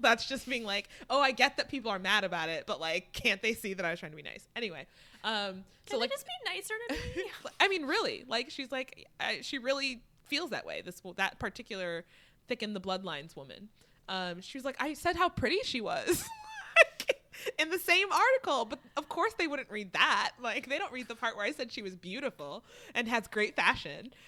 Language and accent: English; United States; as an American